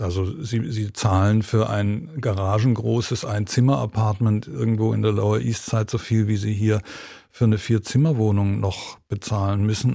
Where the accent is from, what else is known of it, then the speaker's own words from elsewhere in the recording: Germany; moved away as an adult; also born or lived in United Kingdom / Georgia / Berlin; als ich als junger Mensch sozusagen in Deutschland aufgewachsen bin